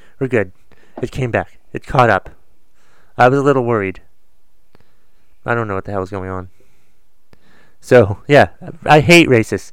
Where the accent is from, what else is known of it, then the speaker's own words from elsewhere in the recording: Boston, Massachusetts, United States; I was born in Boston